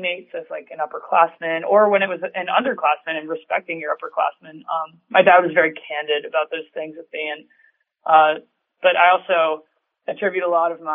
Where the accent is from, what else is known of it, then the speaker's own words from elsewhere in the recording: New Orleans, Louisiana, United States; moved away as an adult; now in Columbus, United States; I'm from New Orleans